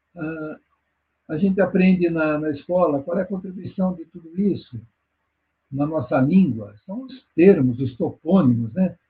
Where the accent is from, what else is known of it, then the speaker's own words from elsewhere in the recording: São Paulo, Brazil; eu nasci na Penha, São Paulo, na Zona Leste. Eu nasci dentro de casa, numa rua chamada Guaiaúna